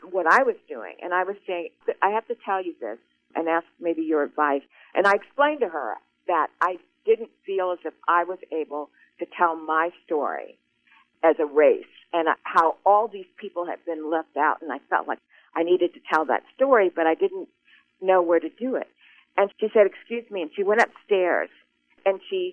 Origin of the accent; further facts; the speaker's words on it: Columbia, Missouri, United States; I grew up in Colombia